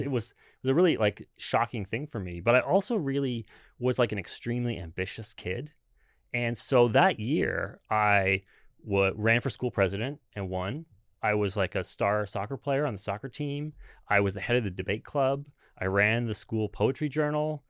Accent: Brantford, Ontario, Canada; moved away as an adult; also born or lived in Hamilton, Canada / Toronto, Canada; now in Seattle, United States; I grew up in, in Brantford

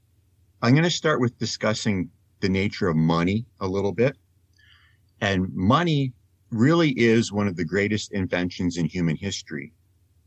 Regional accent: Canada; also born or lived in Netherlands; I am Canadian and I am also Dutch, I'm a dual citizen

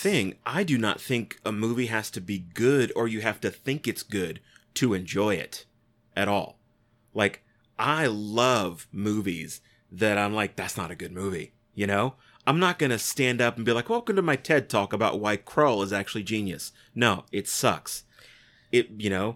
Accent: United States; I'm an American. I say ballot

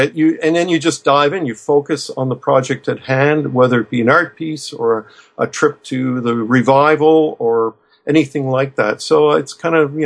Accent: Fredericton, New Brunswick, Canada; my hometown of Fredericton, New Brunswick

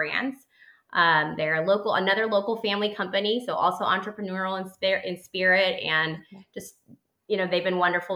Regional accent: El Salvador; now in Houston, United States; So I actually grew up abroad. I grew up in Latin America.

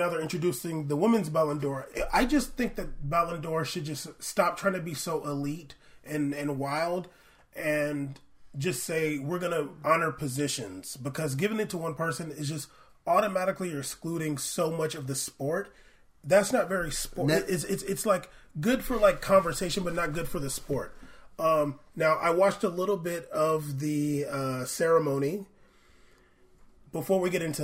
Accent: United States; I'm American

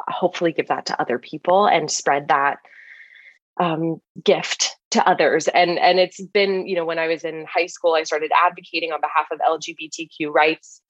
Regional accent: Los Angeles, California, United States; I grew up in Los Angeles, California

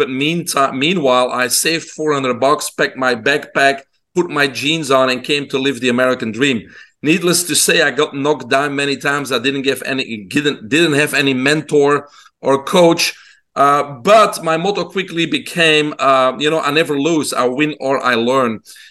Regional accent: Belgium; moved away; people can hear my accent. I'm originally from Belgium in Europe. I grew up in a single mom home

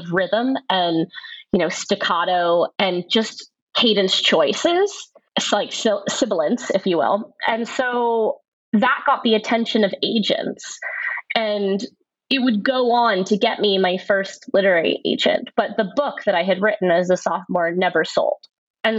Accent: Nashville, Tennessee, United States; I grew up in Nashville, Tennessee

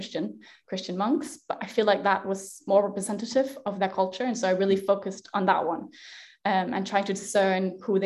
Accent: Denmark; I am Danish. So I was born in Denmark and I grew up with the Norse myths.

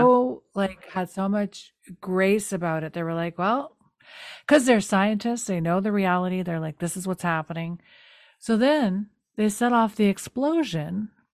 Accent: New Brunswick, Canada; I'm from New Brunswick

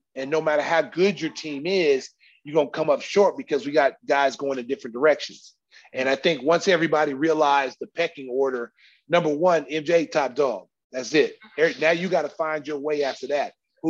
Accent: Oklahoma, United States; You know, I came from Oklahoma. I was the man.

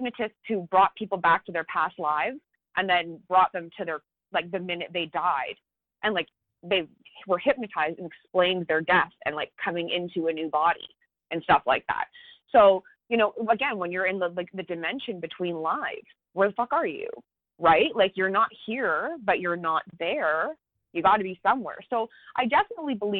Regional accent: Canada; I'm Canadian

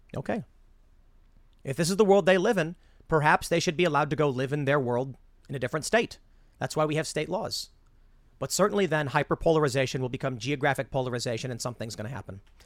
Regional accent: Chicago, Illinois, United States; I grew up in Chicago where most people were pretty left

